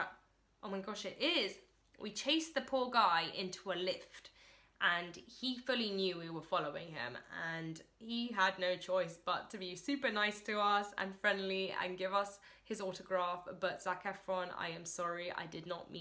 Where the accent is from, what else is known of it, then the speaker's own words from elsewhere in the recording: London, United Kingdom; So I was born actually in London, England, and I currently live in London, England.